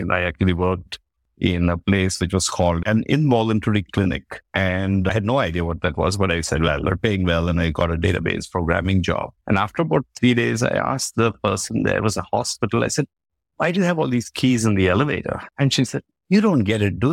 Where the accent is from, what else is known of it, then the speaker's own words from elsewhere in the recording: India; also born or lived in Koraput, Odisha / Karnataka (ancestry); I grew up in India, in, I guess, we are Kannadigas, so we're actually one of the natives of Bangalore and Mysore